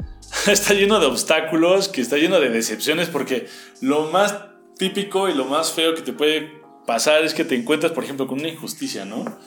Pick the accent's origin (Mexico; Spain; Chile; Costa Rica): Mexico; nosotros somos mexicanos